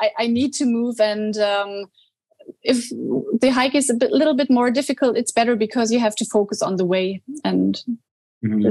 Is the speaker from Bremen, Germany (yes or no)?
no; Bavaria, Germany; English is a second language; moved away; I was born in Bavaria, and so I was always close to the mountains